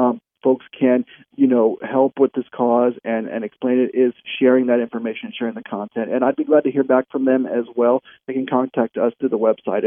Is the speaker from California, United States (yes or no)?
no; New Mexico, United States; from my home state of New Mexico